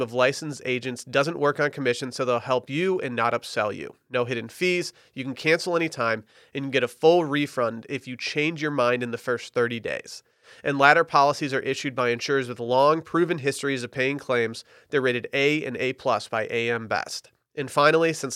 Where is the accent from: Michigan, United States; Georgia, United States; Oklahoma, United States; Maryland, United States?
Michigan, United States; Harbor Springs; now in Austin, United States; my hometown, Harbor Springs, Michigan